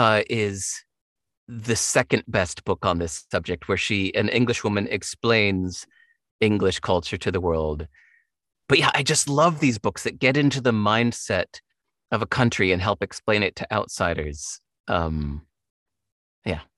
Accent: United States; growing up in America

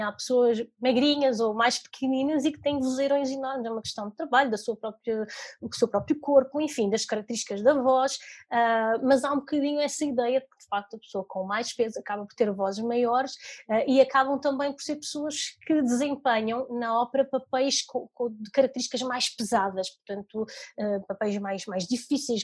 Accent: Maia, North, Portugal; also born or lived in Lisbon / Italy; eu nasci em Lisboa, mas nós mudamos para, para o norte, mais propriamente para a Maia, tinha eu 4 anos.

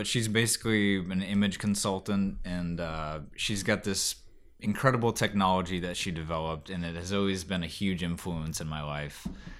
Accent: Kauai, Hawaii, United States; You know, growing up in Kauai, which is the Garden Isle in Hawaii. Super, you know, just hippy-dippy culture there. I was a young kid, like 8, 9 years old. Spent about 4 or 5 years there.

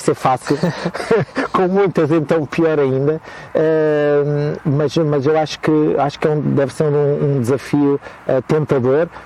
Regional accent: Almeirim, Santarém District, Portugal; moved away; na minha terra, que é Almeirim, que vocês não conhecem, mas é a melhor terra do mundo

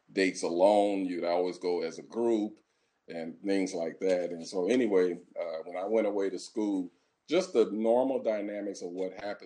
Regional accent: St. Louis, Missouri, United States; I'm from St. Louis, Missouri, right from the middle of the United States

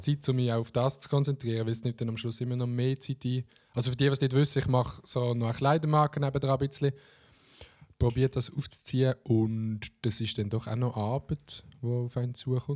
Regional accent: Oberbaselbiet, Basel-Landschaft, Switzerland; ich komme aus dem Oberbasel-Biet

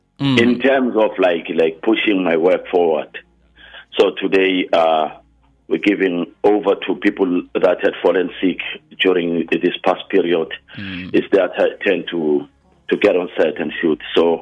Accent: Guatemala; Something that I got from my mother and where I was raised in Guatemala.

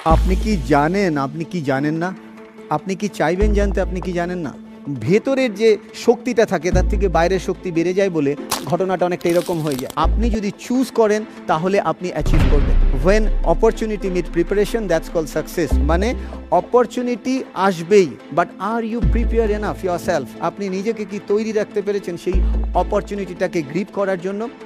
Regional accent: Kanchrapara and Chinsurah, West Bengal, India; also born or lived in Cambridge; আমি ছোটোবেলায় কাঁচড়াপাড়ায় বড় হয়েছি এবং তারপরে চুচুড়াতে বড় হয়েছে আমি জানি না আপনারা এই নামগুলো পরিচিত কিনা ওয়েস্ট বেঙ্গলের একটা মফস্বল টাউন

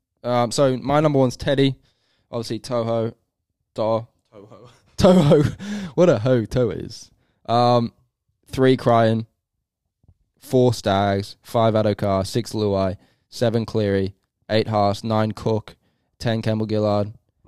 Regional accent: England, United Kingdom; I do. I'm English.

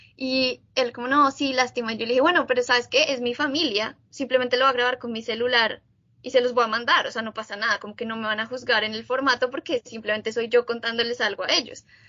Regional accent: Bogotá, Colombia; moved away as an adult; now in United States; yo soy colombiana, nací en Bogotá y viví en Bogotá toda mi vida antes de venir a vivir y estudiar en Estados Unidos

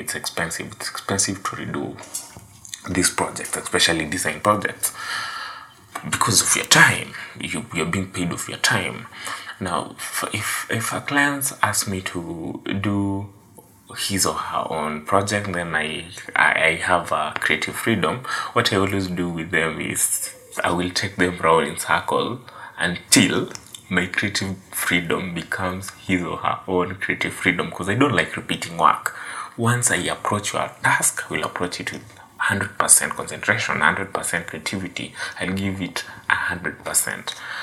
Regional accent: Kenya; I'm from Kenya

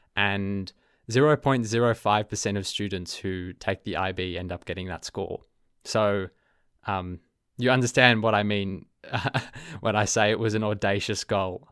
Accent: Melbourne, Victoria, Australia; accent: Australian; first language English; you can probably hear my accent um, I'm an Australian. I'm from Melbourne, Australia. So my native language is English

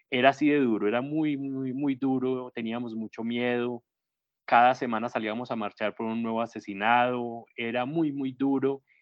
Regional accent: Medellín, Antioquia, Colombia; en el municipio de Yolombó, pues porque yo soy de Medellín, aquí me salió ya el paisa hoy, me volví paisa, rolipaisa, como me dicen aquí

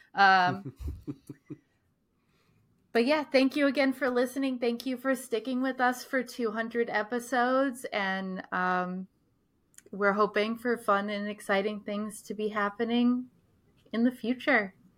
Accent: Scituate, Rhode Island, United States; growing up in Situate

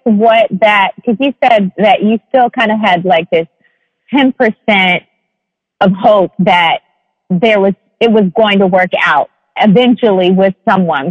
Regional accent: Atlanta, Georgia, United States; me growing up in Atlanta, technically the South

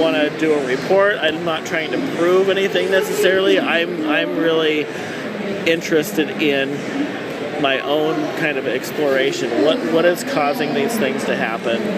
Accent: Oregon City, Oregon, United States; I'm from Oregon City, which was essentially the first territorial capital

